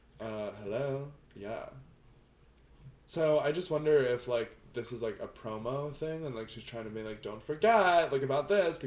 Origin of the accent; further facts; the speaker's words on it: New Jersey, United States; Said I was from Jersey.